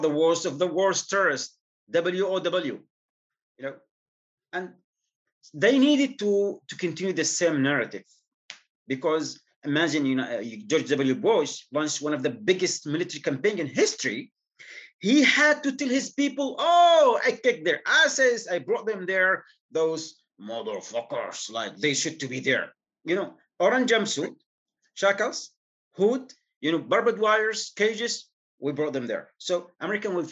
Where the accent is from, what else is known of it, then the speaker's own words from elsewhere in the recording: Yemen; moved away as an adult; I am from Yemen